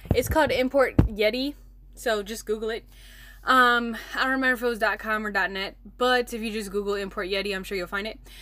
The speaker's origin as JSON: {"language": "English", "town": "Milwaukee", "region": "Wisconsin", "country": "United States", "said": "I'm from Milwaukee, Wisconsin"}